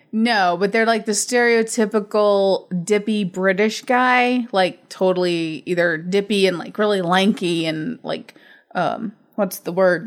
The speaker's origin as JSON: {"language": "English", "country": "United States", "said": "I'm American"}